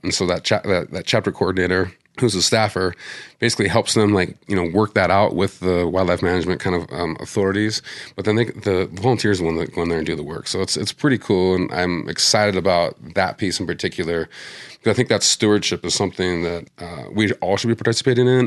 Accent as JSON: {"language": "English", "town": "Missoula", "region": "Montana", "country": "United States", "tie": "born or raised there", "moved": "as an adult", "lives_now": "Denver, United States", "said": "Missoula, my hometown"}